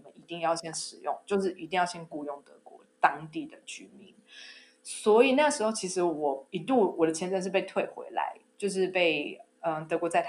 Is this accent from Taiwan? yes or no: yes; Taiwan; moved away as an adult; now in Germany; 知道我是台湾人